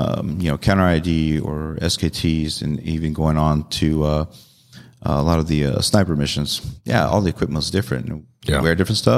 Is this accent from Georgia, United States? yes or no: no; San Diego, California, United States; Grew up in San Diego and born and raised in California.